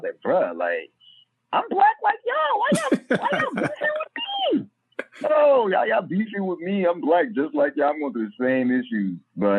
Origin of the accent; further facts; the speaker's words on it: Florida, United States; also born or lived in Haiti / Guantanamo Bay / Orlando; growing up in Florida, and this is kind of like parts of what shaped me and my understanding, you know, because I was Haitian